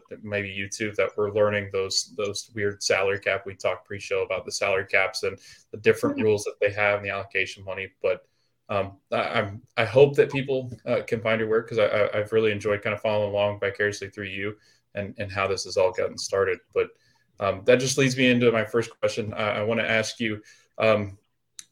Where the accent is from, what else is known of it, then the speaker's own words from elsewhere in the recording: Charleston, South Carolina, United States; now in Orlando, United States; I'm from Charleston, South Carolina, so not too far. No, and I currently reside in Orlando.